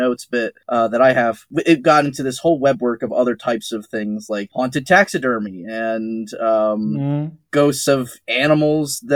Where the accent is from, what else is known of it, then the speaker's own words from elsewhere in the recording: Pennsylvania, United States; my home state